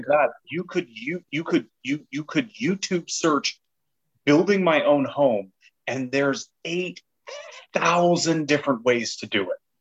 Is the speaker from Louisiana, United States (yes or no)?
yes; Louisiana, United States; I'm from Louisiana